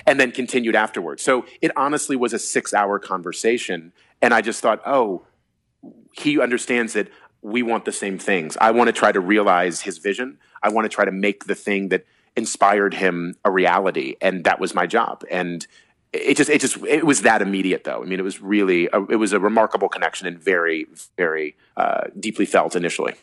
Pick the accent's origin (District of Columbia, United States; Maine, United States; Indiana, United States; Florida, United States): District of Columbia, United States; Washington; moved away as an adult; now in New York City, United States; my hometown